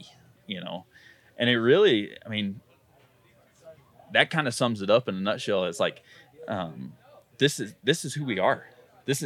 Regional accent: Georgia, United States; moved away as an adult; now in Colorado, United States; I moved here from Georgia 13 years ago.

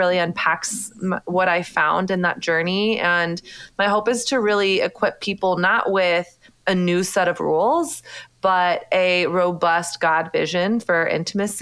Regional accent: the South, United States; moved away as an adult; now in New York City, United States; my experience of growing up in Southern conservative Christian culture

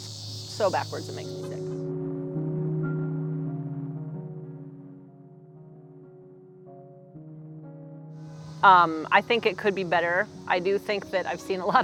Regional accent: Omaha, Nebraska, United States; also born or lived in Lincoln, Nebraska / Colorado; I'm from here, you know? Like, I was in Colorado after Lincoln, and I didn't think I was going to be back in Omaha for that long

